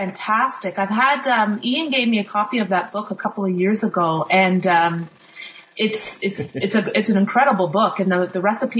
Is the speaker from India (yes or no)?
no; Kingston, Ontario, Canada; I grew up in Kingston, Ontario, which is about 3 hours, it's a 3-hour drive east of Toronto, Ontario, and also grew up actually outside on the outskirts of Kingston, so I grew up in a very rural area. I lived there till I was 18.